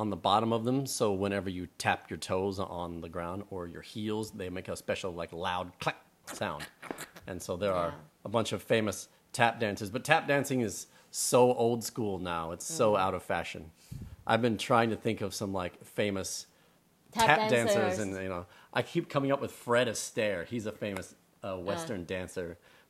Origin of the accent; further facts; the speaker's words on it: Taiwan; Hey, …, go back to Poland. Right? Like, I'm not even from Poland. I'm from Taiwan, man.